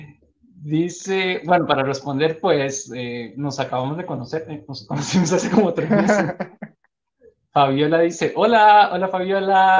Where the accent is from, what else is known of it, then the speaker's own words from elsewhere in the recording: Costa Rica; de Costa Rica.